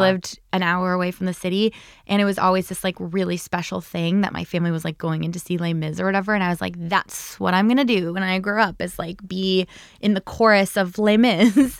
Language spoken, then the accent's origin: English; New Jersey, United States; also born or lived in Chicago; now in New York, United States; I'm from New Jersey